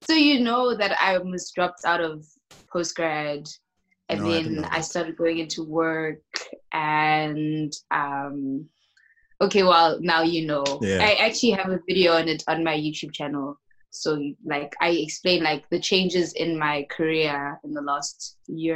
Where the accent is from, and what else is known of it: South Africa; moved away as an adult; now in South Korea